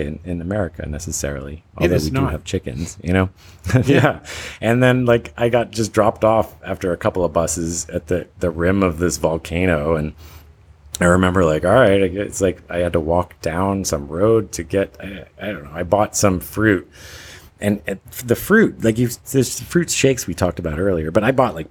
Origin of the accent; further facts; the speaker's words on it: United States; moved away; as an American